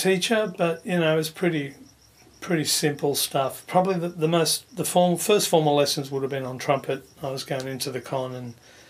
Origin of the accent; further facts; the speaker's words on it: Fairfield, New South Wales, Australia; And yeah, I was born and raised in Fairfield.